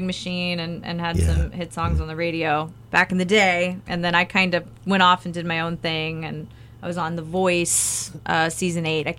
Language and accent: English; New Orleans, Louisiana, United States; So I grew up in New Orleans